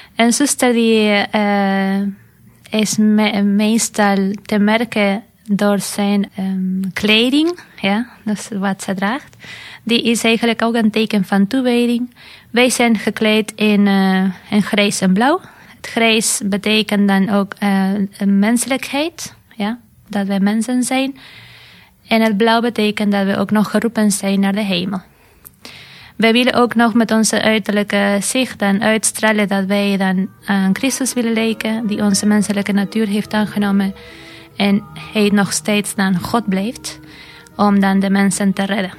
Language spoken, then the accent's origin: Dutch; Argentina; moved away as an adult; now in Netherlands; Ik kom zelf uit Argentinië.